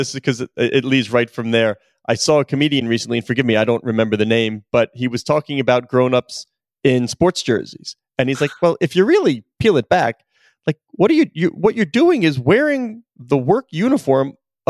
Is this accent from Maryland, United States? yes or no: no; New York, United States; growing up in New York